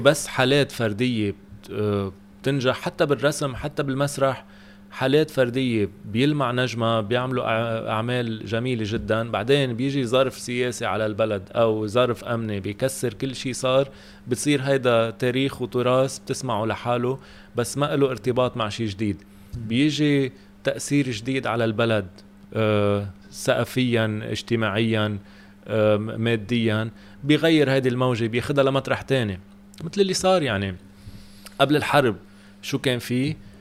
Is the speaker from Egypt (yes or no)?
no; Lebanon; عندنا بلبنان